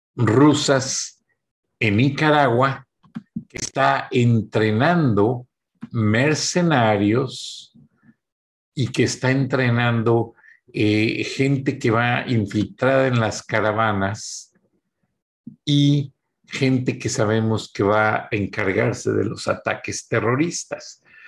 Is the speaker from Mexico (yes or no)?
yes; Mexico; nosotros como mexicanos